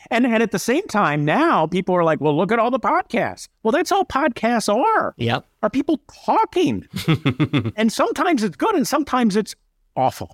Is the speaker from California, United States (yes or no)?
no; Bucks County, outside Philadelphia, Pennsylvania, United States; moved away as an adult; also born or lived in Syracuse, New York; now in Minneapolis, United States; Grew up outside of Philadelphia in a Bucks County, Pennsylvania